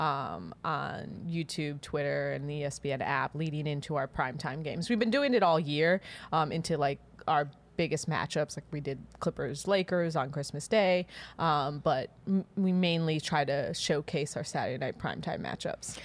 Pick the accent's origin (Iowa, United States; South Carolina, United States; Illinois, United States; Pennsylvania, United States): Illinois, United States; Chicago; I'm from Chicago. I grew up during the Jordan era